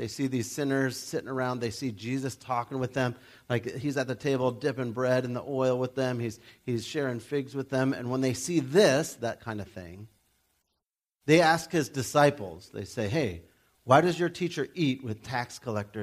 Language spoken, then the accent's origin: English; United States; we're from America